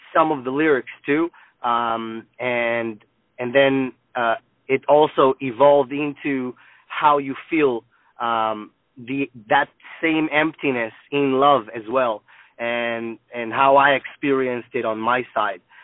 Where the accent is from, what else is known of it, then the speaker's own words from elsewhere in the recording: Israel; moved away; also born or lived in United States; I'm actually from Israel